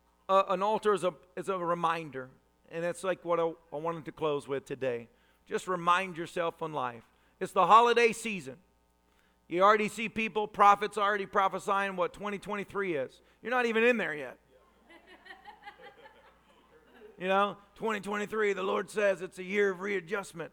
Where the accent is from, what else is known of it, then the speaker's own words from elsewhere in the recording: Tennessee, United States; I was raised a redneck in Tennessee